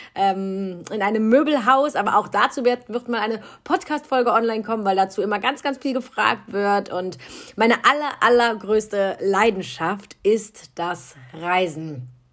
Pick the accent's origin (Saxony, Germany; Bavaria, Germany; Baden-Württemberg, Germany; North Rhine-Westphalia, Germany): North Rhine-Westphalia, Germany; Cologne; Ich bin in Köln geboren, also eine richtige kölsche Frohnatur.